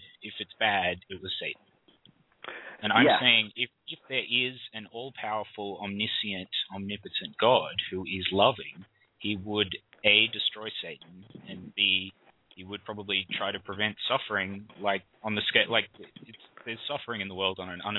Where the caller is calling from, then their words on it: Australia; I'm calling from Australia.